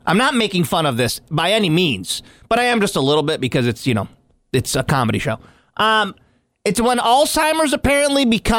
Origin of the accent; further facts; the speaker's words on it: Oswego County, New York, United States; Growing up in Oswego County